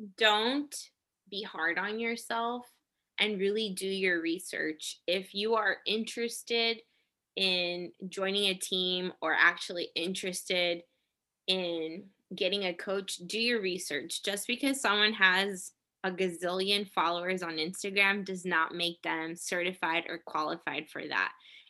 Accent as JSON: {"language": "English", "country": "Japan", "tie": "born there", "also_born_or_lived": "Korea / Hawaii", "said": "So I grew up in the military, as I mentioned before, but we grew up overseas. Like I was born in Japan. I spent most of my life between Japan, Korea, and Hawaii. And I am of Puerto Rican descent."}